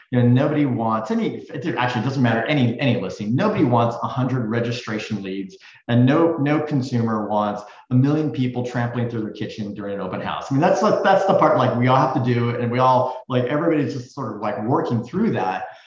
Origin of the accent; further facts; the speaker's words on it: Silicon Valley, California, United States; growing up in Silicon Valley